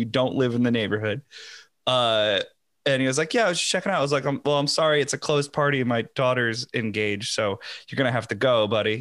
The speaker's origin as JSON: {"language": "English", "region": "Connecticut", "country": "United States", "tie": "born or raised there", "said": "I grew up with him in Connecticut"}